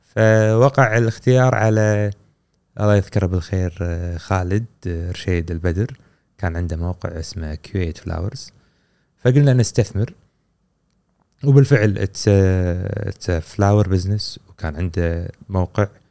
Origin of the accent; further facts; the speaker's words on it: Kuwait; عندنا في الكويت